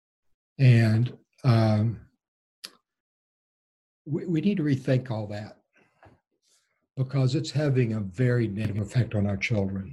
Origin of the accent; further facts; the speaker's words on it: Texas, United States; now in The Woodlands, United States; I was raised in a small Texas Gulf Coast town that is about 60 miles due south of Houston, in very small town, 1950s Texas